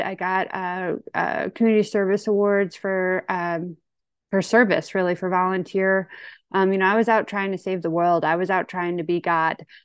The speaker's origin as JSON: {"language": "English", "town": "St. Louis", "region": "Missouri", "country": "United States", "said": "I'm from Saint Louis, Missouri. I'm kind of your typical county woman"}